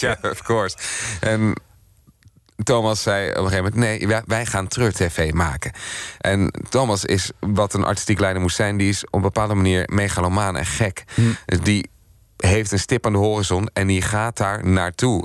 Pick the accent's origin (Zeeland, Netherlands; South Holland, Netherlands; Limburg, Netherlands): South Holland, Netherlands; Gouda; moved away as an adult; also born or lived in Amsterdam / Rotterdam; Gouda, waar ik overigens ook vandaan kom